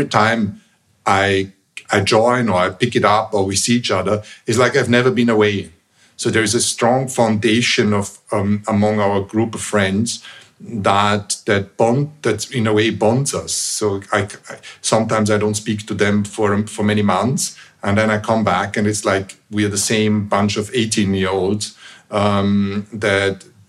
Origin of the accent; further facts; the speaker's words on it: Vienna, Austria; moved away; where I was raised in Vienna is a relatively small town